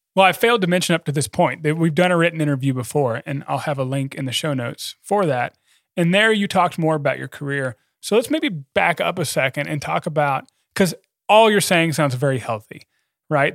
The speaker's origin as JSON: {"language": "English", "country": "United States", "said": "I'm an American"}